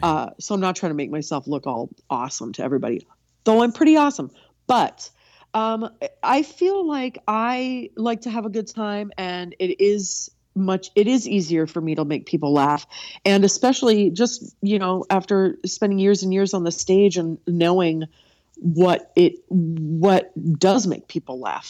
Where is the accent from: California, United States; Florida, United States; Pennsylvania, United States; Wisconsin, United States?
California, United States; moved away as an adult; also born or lived in New York City / Minneapolis; I grew up in California with you